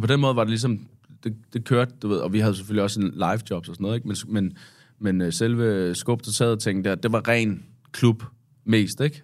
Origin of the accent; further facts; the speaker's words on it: Svendborg, Southern Denmark, Denmark; i Svendborg øh, hvor jeg er fra